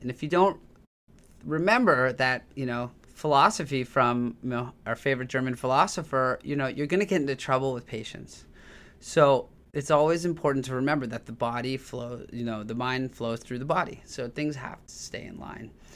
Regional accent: Toronto, Ontario, Canada; So I grew up in Tor, in Toronto, Canada

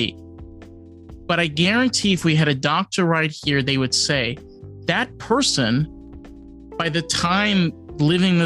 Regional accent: New York, United States; moved away; I'm a New Yorker

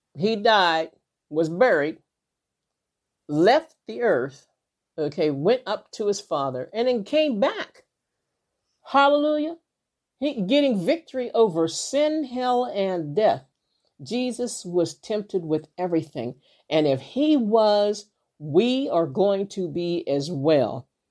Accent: Western Pennsylvania, United States; I live in, like, Western Pennsylvania

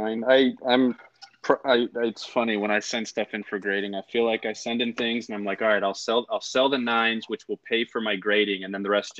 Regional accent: west of Chicago, Illinois, United States; now in Southern California, United States; I'm from Illinois, west of Chicago originally

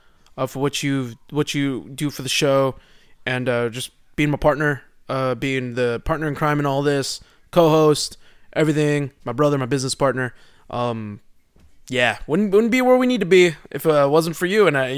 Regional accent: Houston, Texas, United States; I am from Houston. Isn't that weird?

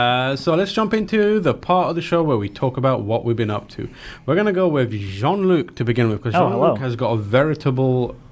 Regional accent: United Kingdom; moved away; as a Brit.

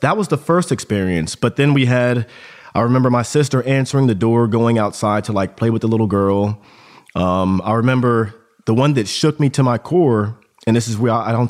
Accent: Augsburg, Bavaria, Germany; born there; But so I was born in Germany, Augsburg, Germany. Both my parents were in the army intelligence community.

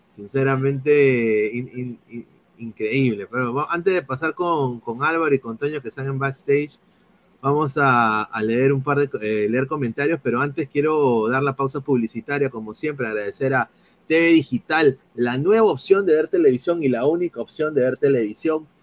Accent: Peru; moved away as an adult; now in United States; soy periodista aquí en los Estados Unidos de la MLS, ya por más de tres años, soy peruano

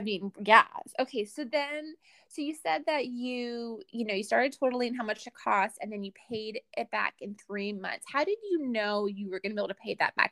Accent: Bay Area, California, United States; I grew up in the Bay Area

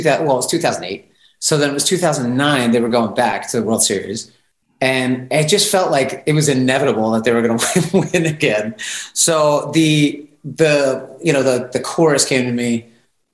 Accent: Bristol, Pennsylvania, United States; moved away as an adult; also born or lived in New York; I grew up in Bristol, PA. So that's northeast Philly, like, 20 minutes northeast of Philly

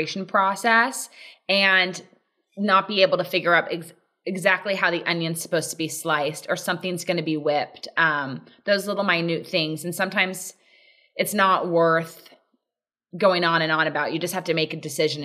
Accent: Laguna Beach, California, United States; also born or lived in Dallas; I'm from Laguna Beach and I went to college at SMU in Dallas

